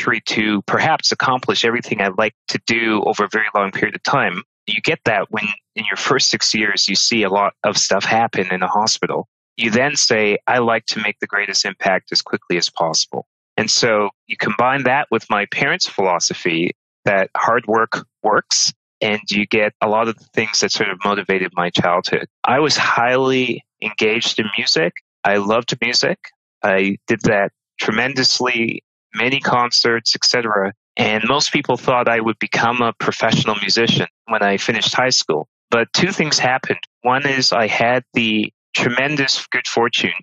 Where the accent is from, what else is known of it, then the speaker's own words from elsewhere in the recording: Toronto, Ontario, Canada; I grew up in Northern Scarborough